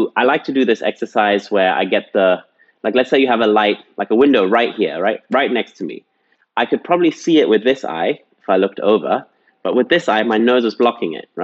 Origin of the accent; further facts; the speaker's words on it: England, United Kingdom; I grew up in England